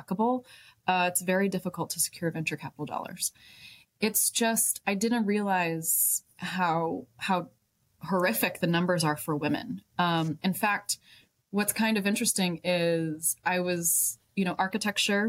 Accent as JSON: {"language": "English", "area": "Dallas-Fort Worth area", "region": "Texas", "country": "United States", "tie": "born or raised there", "lives_now": "Austin, United States", "said": "I'm born and raised Texan. I grew up in the Dallas-Fort Worth area"}